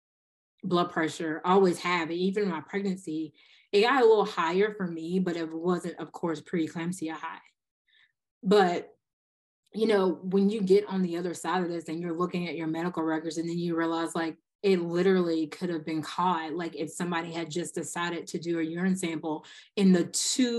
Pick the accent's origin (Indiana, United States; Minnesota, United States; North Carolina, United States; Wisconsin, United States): North Carolina, United States; Eastern; also born or lived in Denver, North Carolina; I'm from Eastern North Carolina